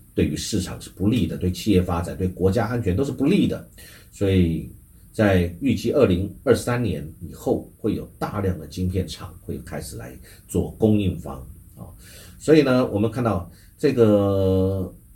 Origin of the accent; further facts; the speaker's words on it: Taiwan; 我们台湾其实应该是要很谨慎的去想出来我们自己的应对